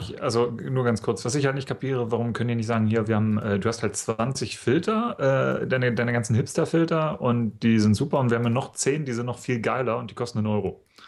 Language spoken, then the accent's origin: German; in the Harz, Saxony-Anhalt, Germany; moved away as an adult; now in Munich, Germany; ich komme ja aus Sachsen-Anhalt